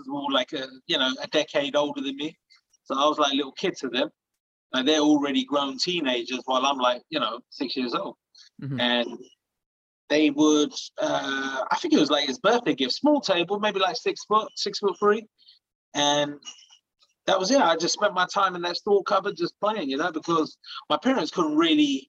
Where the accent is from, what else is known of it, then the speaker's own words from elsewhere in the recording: Hounslow, London, United Kingdom; moved away as an adult; that's where I'm from. You know, that's the town that made me.